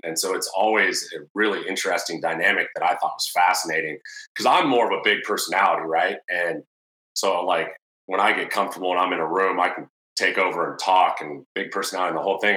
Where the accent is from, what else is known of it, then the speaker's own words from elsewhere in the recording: Murrieta, California, United States; both from Marietta, California